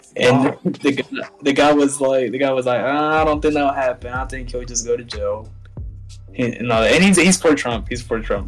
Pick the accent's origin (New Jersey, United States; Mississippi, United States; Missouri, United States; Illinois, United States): Mississippi, United States; Tupelo; I was born here in Tupelo, Mississippi